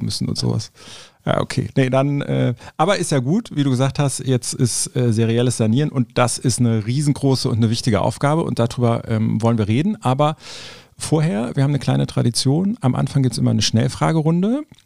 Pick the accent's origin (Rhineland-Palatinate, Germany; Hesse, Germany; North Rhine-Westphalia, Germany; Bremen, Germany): North Rhine-Westphalia, Germany; Cologne; Ich bin Kölner